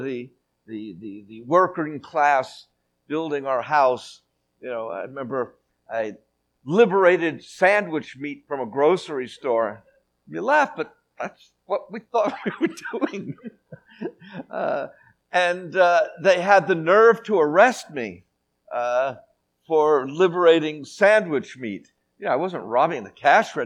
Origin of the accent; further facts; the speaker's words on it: New York City, New York, United States; moved away as an adult; now in Western Galilee, Israel; Growing up in the Bronx, that's a little town on the East Coast, we have a baseball team where I grew up called the New York Yankees